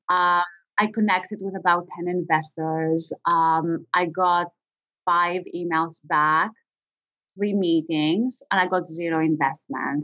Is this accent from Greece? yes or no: yes; Greece; I was born and raised in Greece